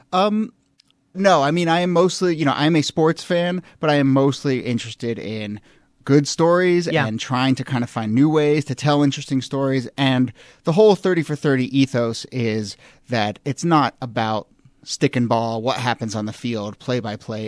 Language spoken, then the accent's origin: English; Washington, District of Columbia, United States; moved away; WAMU, which is my hometown uh, public radio station.